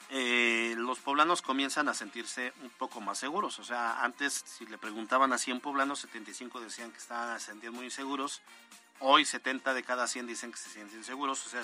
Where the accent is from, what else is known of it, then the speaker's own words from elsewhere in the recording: Italy; born there; Los que nacimos en Italia no nos cuesta